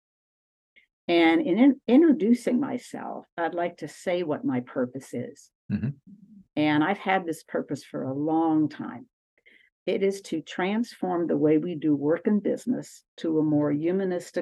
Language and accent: English; Aliquippa, Pennsylvania, United States; I grew up in a little town called Aliquippa, Pennsylvania